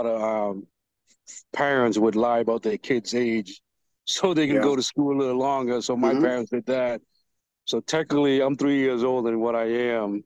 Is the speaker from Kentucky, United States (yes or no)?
no; Boston, Massachusetts, United States; accent: Boston; also born or lived in Cambodia / Vietnam / Thailand / Philippines; I'm from Boston, actually 15 minutes north of Boston. My family came over here from Vietnam, actually, in 1986